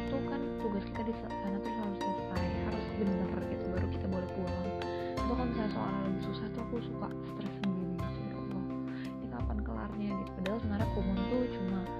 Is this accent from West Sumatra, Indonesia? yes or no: yes; Padang, West Sumatra, Indonesia; aku kan orang Padang dan orang Padang itu uh, punya arisan aku nggak tahu sih semua orang Padang kayak gini atau enggak